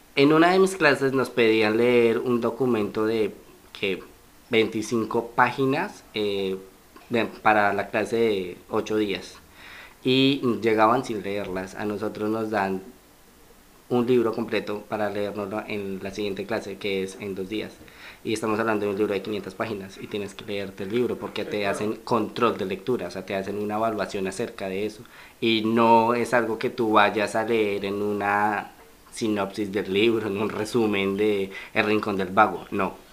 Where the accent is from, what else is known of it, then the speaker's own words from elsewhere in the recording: Colombia; moved away as an adult; now in Mexico; Yo salí de Colombia el 26 e ingresé el mismo 26 a México